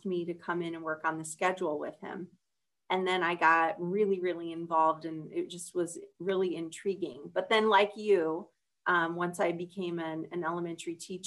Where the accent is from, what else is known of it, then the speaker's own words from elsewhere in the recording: Lawton, Iowa, United States; I grew up in Lawton, Iowa, which is just outside of Sioux City